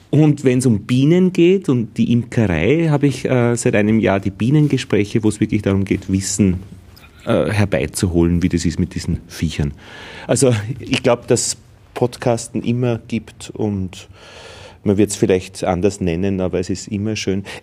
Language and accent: German; Vienna, Austria; ich komme auch aus Wien.